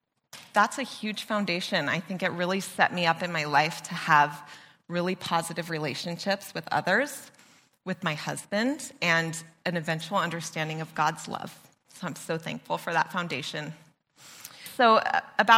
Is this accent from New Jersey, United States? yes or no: no; Mission Canyon, California, United States; I grew up in Mission Canyon